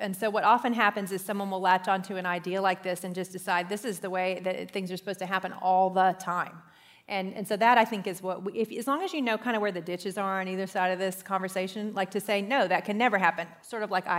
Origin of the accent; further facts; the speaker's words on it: Ireland; I'm Irish, so I was kind of into that one.